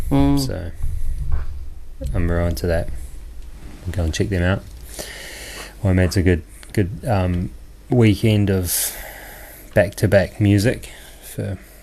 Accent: Christchurch, Canterbury, New Zealand; it's my hometown, Canterbury.

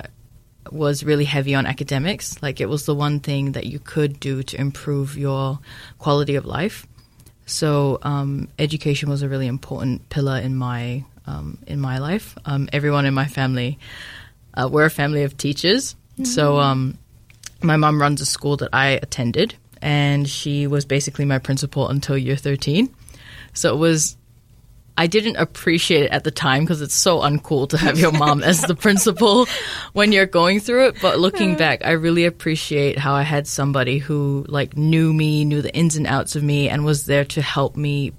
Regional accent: Samoa; moved away as an adult; now in New Zealand; I was born and raised in Samoa

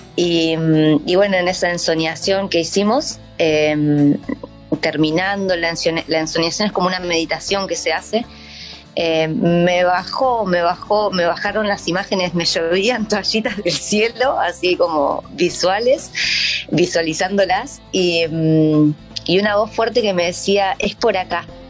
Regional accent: Argentina; moved away as an adult; now in New Zealand; soy argentina

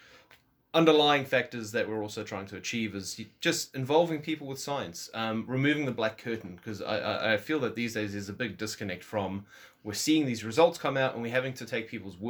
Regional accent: Walvis Bay, Erongo, Namibia; now in New Zealand; I was born in Wolfersbaai, Namibia.

